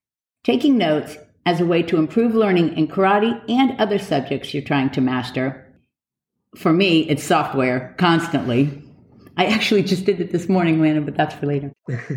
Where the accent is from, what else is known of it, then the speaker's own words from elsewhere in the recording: Broward County, Florida, United States; we were at Cooper City High School. So We all know where that is because we're all from Broward County, Florida.